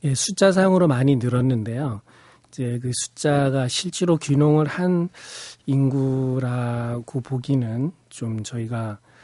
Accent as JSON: {"language": "Korean", "town": "Pyeongchang", "region": "Gangwon", "country": "South Korea", "tie": "born or raised there", "also_born_or_lived": "Seocho-dong, Seoul", "moved": "yes", "lives_now": "Yeoju, South Korea", "said": "고향이 또 강원도 평창 산골이 고향입니다"}